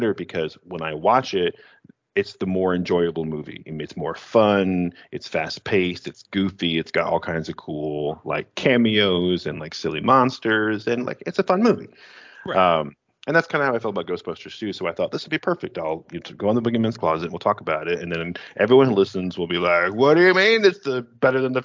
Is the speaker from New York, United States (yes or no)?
yes; Western New York, United States; We're from Western New York